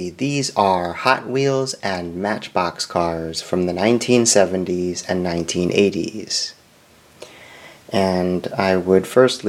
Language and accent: English; Normal, Illinois, United States; now in Springfield, United States; I grew up in Normal, Illinois